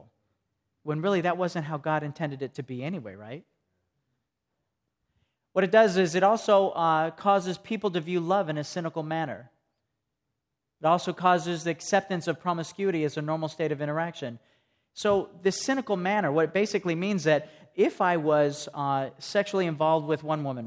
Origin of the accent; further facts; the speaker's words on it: Greeneville, Tennessee, United States; I come from Greenville, Tennessee, and I'm a hairdresser